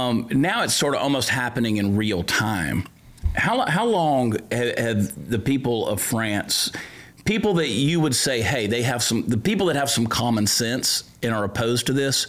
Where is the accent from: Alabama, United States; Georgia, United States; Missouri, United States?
Georgia, United States; accent: Southern; moved away as an adult; now in Texas, United States; I grew up in Georgia. That's the deep south of the U.S., of course, and then came to Texas about 21 years ago.